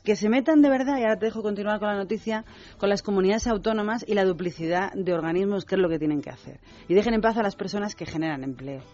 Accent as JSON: {"language": "Spanish", "country": "Spain"}